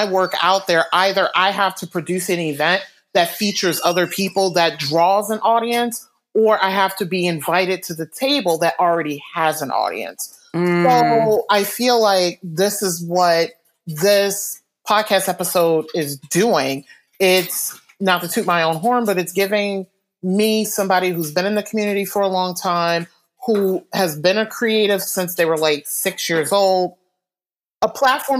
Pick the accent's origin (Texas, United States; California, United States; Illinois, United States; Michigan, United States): Michigan, United States; Detroit; now in Western Massachusetts, United States; I'm originally from Detroit